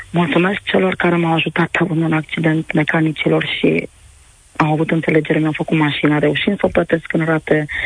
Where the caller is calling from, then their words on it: Bacău, Bacău County, Romania; Ah, bună ziua … sunt de la Bacău.